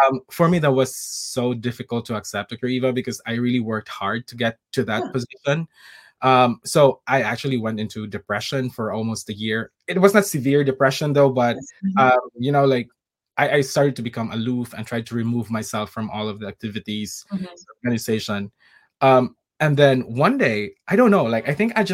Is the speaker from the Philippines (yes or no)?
yes; Philippines; moved away as an adult; also born or lived in Middle East; now in United States; this is coming from a background in the Philippines